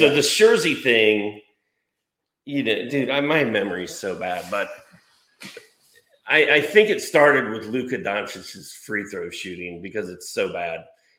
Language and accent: English; Bloomington, Indiana, United States; now in Dahlonega, United States; He went to Indiana University, Bloomington. I kind of grew up in Bloomington. And now we're down here.